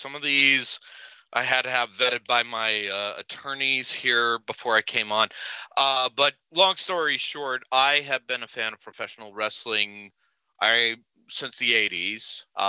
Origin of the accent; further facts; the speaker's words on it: Utah, United States; I'm not Canadian. I'm Utah, which is Canada adjacent.